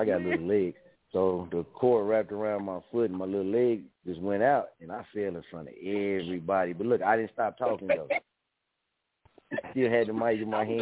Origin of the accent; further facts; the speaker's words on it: Missouri, United States; I'm from Missouri, you know what I mean? We from here